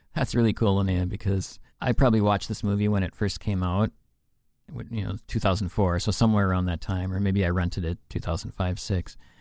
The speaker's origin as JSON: {"language": "English", "region": "Minnesota", "country": "United States", "said": "we are in Minnesota. We're from Minnesota"}